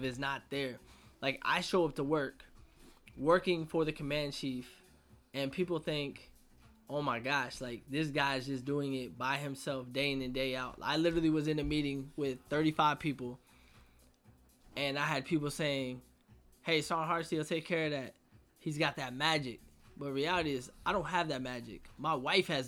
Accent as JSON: {"language": "English", "region": "Virginia", "country": "United States", "tie": "born or raised there", "said": "I grew up in Virginia"}